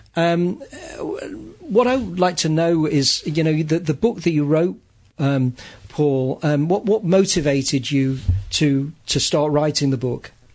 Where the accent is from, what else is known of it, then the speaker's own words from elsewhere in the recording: Manchester, North West England, United Kingdom; I grew up in Manchester, which was where the industrial revolution started